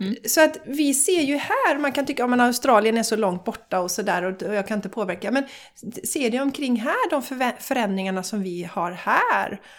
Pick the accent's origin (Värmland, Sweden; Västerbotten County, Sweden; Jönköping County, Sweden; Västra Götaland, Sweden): Västra Götaland, Sweden; Borås; now in Gothenburg area, Sweden; vi är ju båda från Borås